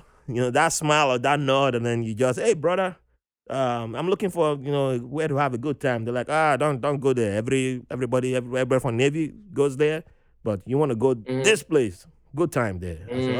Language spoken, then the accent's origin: English; Nigeria; born there; I said, I was born in Nigeria, but American.